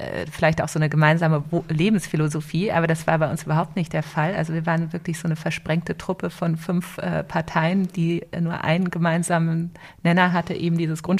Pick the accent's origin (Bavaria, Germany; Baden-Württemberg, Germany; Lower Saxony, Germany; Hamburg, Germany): Lower Saxony, Germany; Wolfsburg; ich mit Ende 20 von meinen Eltern ein paar Immobilien geerbt hatte in Wolfsburg, wo ich herkomme.